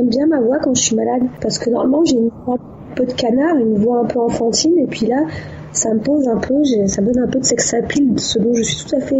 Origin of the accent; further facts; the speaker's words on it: Djibouti; Je suis parti à 5 ans et demi vivre à Djibouti en 1981. J'ai suivi mes parents. Et euh, voilà, donc j'ai grandi ensuite à Djibouti.